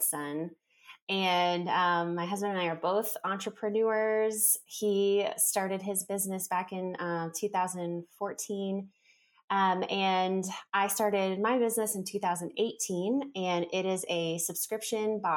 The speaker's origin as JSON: {"language": "English", "region": "South Florida", "country": "United States", "tie": "born or raised there", "moved": "as an adult", "lives_now": "Franklin, North Carolina, United States", "said": "I'm actually from South Florida, like the Fort Lauderdale, Miami area. That's where I was born and raised"}